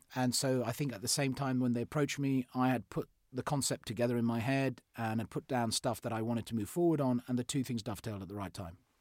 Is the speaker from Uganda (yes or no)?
yes; Fort Portal, Western Region, Uganda; I was born in in Uganda. I was born in Africa. Um, so I was born in uh, in a place called um, Fort Portal, which is just off the uh, Rwandan border.